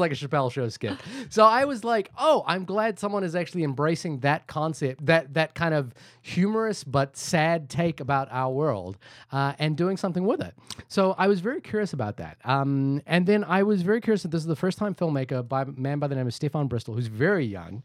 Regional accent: India; I'm Indian

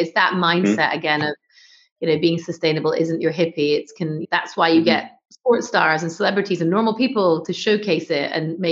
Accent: North Scotland, United Kingdom; moved away; I'm going to say Scotland because it's where I grew up.

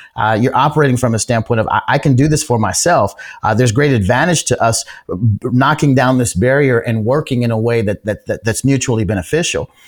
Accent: Georgia, United States; here in, in my home state of, of Georgia

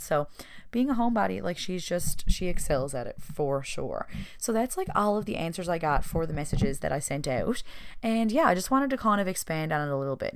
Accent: Newfoundland and Labrador, Canada; the people around my hometown

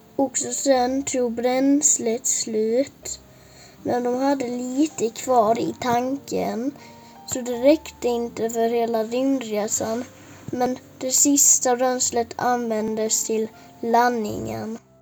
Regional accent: Västra Torup, Skåne, Sweden; Jag kommer ifrån Västra Torup

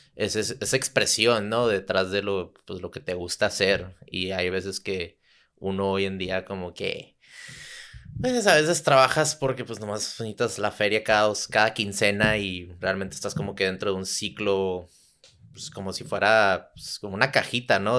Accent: Tijuana, Baja California, Mexico; also born or lived in San Diego / Santa Cruz; crecí en Tijuana, nací en San Diego

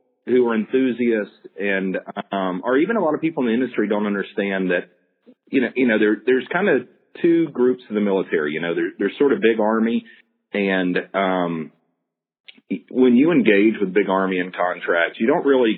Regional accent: the South, United States; growing up in the South

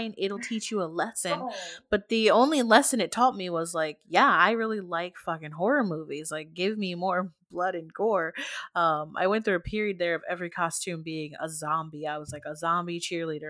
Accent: United States; we're Americans

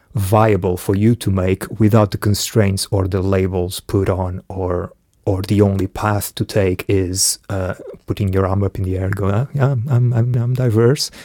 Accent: Portugal; also born or lived in Angola; I was born in Angola. I left when I was one, so I grew up in Portugal.

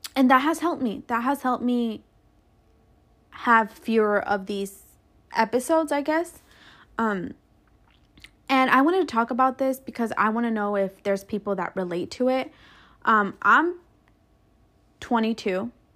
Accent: Mexico; now in United States; I was born in Mexico, but I live here and I contribute to this country

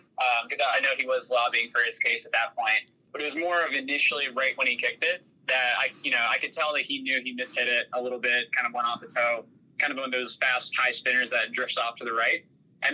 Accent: outside of Cleveland, Ohio, United States; I grew up in outside of Cleveland, Ohio

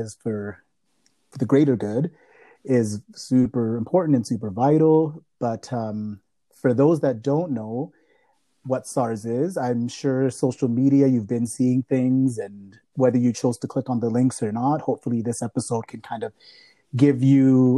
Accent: Malawi; now in Canada; I am from Malawi. So we are two Africans living here in Canada

